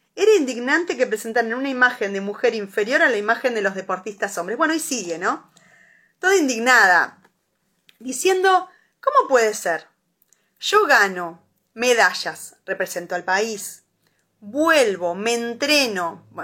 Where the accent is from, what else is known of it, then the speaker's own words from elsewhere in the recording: La Plata, Buenos Aires Province, Argentina; yo soy de La Plata